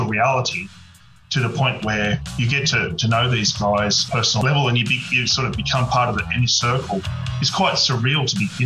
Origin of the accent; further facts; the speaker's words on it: Penrith, New South Wales, Australia; I grew up in Western Sydney at Penrith